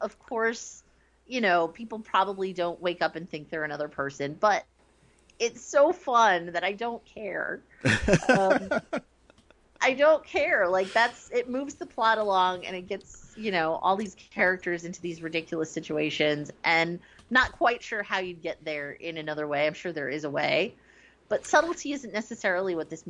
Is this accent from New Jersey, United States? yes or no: yes; New Jersey, United States; So for me, like, being from New Jersey, this quote I wrote down because I loved it so much.